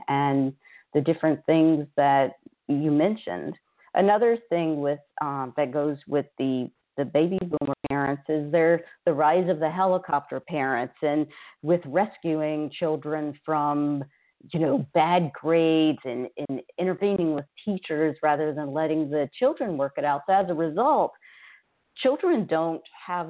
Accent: Louisiana, United States; now in Houston, United States; I grew up in Louisiana, we had mental health centers in every parish

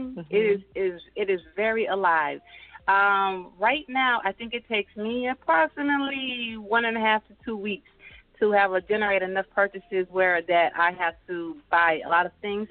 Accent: Birmingham, Alabama, United States; moved away as an adult; also born or lived in Griffin, Georgia; now in Stockbridge, United States; I'm from Birmingham, Alabama.

